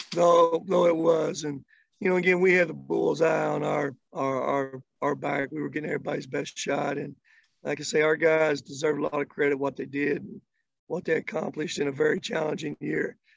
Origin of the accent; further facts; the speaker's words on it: Kentucky, United States; I grew up in Kentucky. Uh, I grew up just not in Kentucky, but out in the country.